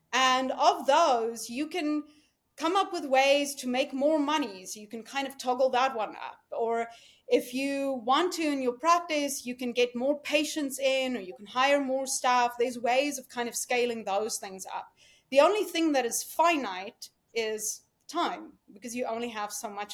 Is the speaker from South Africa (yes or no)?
yes; South Africa; moved away as an adult; now in United States; I came here from South Africa